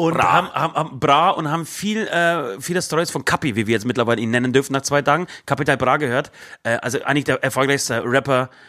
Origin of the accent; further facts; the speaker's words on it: Berlin, Germany; Ich habe gestern zu Süd noch gesagt, also wir wir kommen aus Berlin